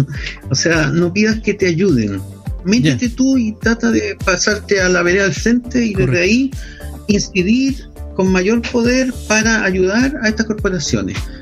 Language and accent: Spanish; Viña del Mar, Valparaíso, Chile; also born or lived in Villa Alemana; nací en Valparaíso, pero me crié en Viña del Mar